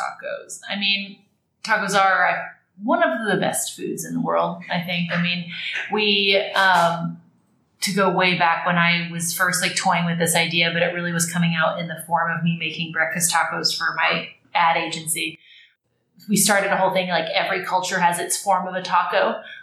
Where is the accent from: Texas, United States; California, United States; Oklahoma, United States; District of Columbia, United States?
Texas, United States; Austin; moved away as an adult; now in New York, United States; I was born and raised in Austin and then went to UT